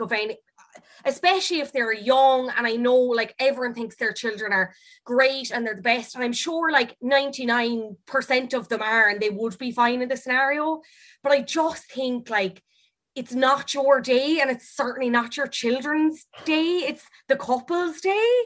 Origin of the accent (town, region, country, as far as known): Ireland